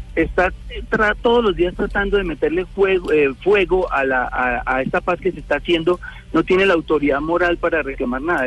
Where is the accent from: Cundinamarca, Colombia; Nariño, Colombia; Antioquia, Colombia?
Cundinamarca, Colombia; Girardot; a mi tierra, Girardot